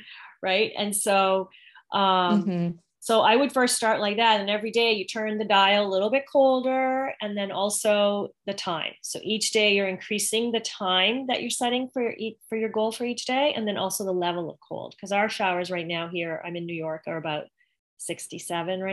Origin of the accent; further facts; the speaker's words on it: Canada; now in Greenwood Lake, United States; I'm originally from Canada